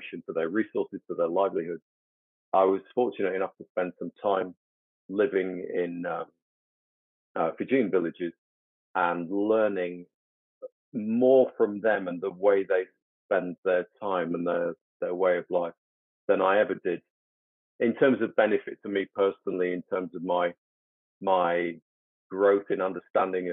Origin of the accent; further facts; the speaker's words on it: United Kingdom; growing up in the West and growing up in the UK